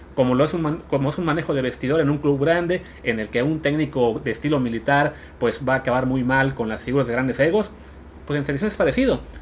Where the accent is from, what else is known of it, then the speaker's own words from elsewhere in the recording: Mexico; moved away as an adult; Martino y yo nos fuimos de México hace ya 10, 15 años